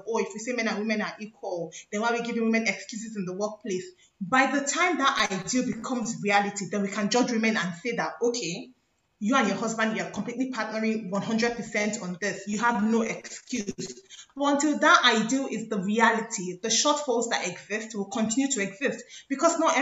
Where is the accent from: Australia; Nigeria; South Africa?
Nigeria; by virtue of being Nigerians